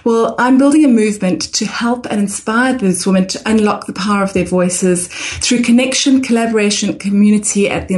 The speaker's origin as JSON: {"language": "English", "region": "Harare", "country": "Zimbabwe", "tie": "born or raised there", "also_born_or_lived": "South Africa / England", "moved": "as an adult", "lives_now": "Brisbane, Australia", "said": "On the personal front, John, I'm originally from Harare, Zimbabwe. So I went to school there and then I went to university in South Africa."}